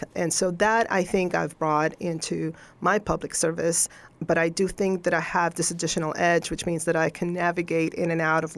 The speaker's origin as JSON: {"language": "English", "country": "Venezuela", "tie": "born or raised there", "also_born_or_lived": "Rolla, Missouri / Columbia, Missouri", "second_language": "English", "moved": "as an adult", "lives_now": "Montgomery County, United States", "said": "I was born and raised in Venezuela"}